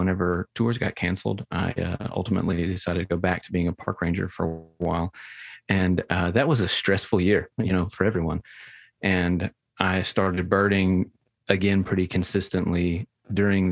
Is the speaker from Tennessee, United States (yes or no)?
yes; Munford, Tennessee, United States; I'm from Munford, Tennessee. It's a town of like 3,000 people